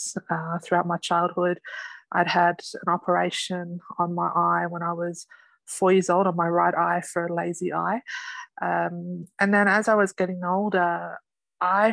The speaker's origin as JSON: {"language": "English", "town": "Sydney", "region": "New South Wales", "country": "Australia", "said": "I'm from Sydney, Australia"}